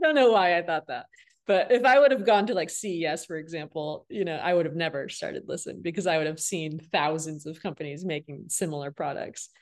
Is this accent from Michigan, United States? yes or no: yes; Flint, Michigan, United States; now in Los Angeles, United States; I'm from Flint, Michigan